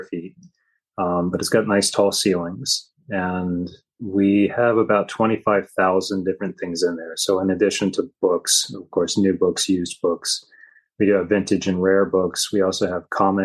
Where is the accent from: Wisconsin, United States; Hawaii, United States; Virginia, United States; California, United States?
Virginia, United States; moved away as an adult; now in Kauai, United States; I'm originally from Virginia myself